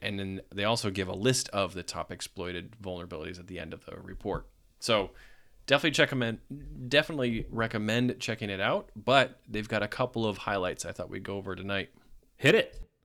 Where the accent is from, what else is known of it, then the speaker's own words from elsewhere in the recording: New England, United States; I'm from New England. I don't, I don't do the tornado thing